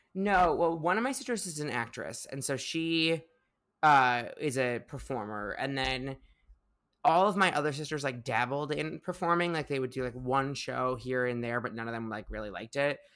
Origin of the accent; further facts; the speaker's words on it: Highland Park, Illinois, United States; moved away as an adult; now in New York, United States; I grew up in the northern suburbs of Chicago, uh, a little town, little shtetl called Highland Park